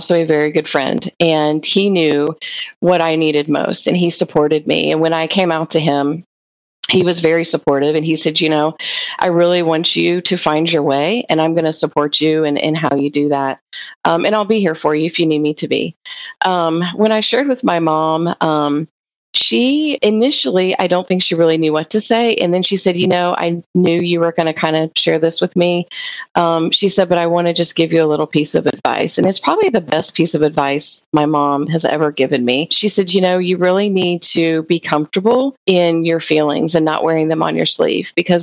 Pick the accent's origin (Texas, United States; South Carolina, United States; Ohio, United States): Ohio, United States; Hamilton; I grew up in Ohio, a very small town called Hamilton